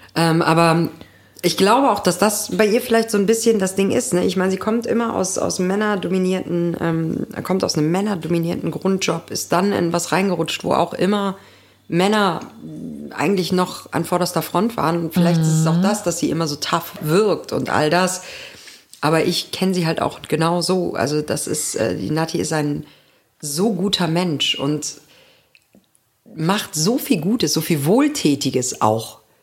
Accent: Germany; moved away; in meinem alten Zuhause.

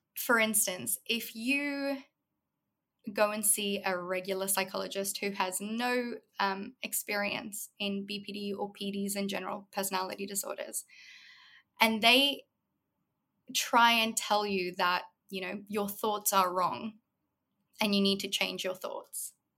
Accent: South Africa; moved away as an adult; also born or lived in Los Angeles, United States; now in Australia; predominantly I grew up in South Africa. I lived there my whole childhood until I was about 18, 19

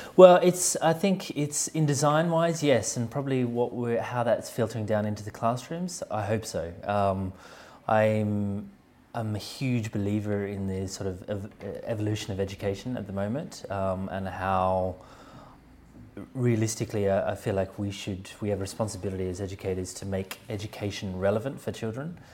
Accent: Australia; also born or lived in Sweden; now in London, United Kingdom; where I grew up in Australia

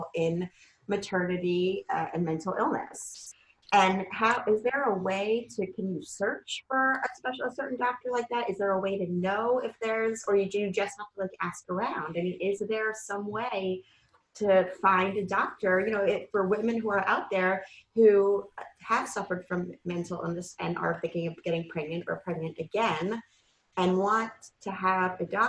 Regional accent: New York City, New York, United States; now in Central New Jersey, United States; we're from New York City

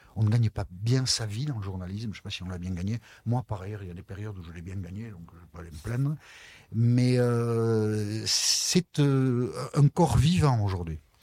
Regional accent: Basque Country, France; je suis originaire du Pays Basque

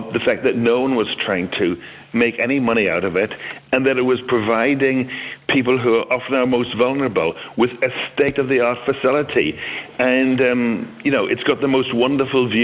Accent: Belfast, Northern Ireland, United Kingdom; moved away as an adult; I was born in Belfast, and my broadcasting career in Belfast started way back in 1962

